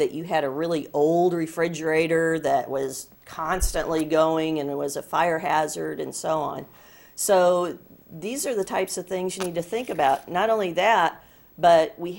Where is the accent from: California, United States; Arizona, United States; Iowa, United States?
Iowa, United States; Des Moines; I'm from Des Moines, Iowa, and we have a great Iowa State Fair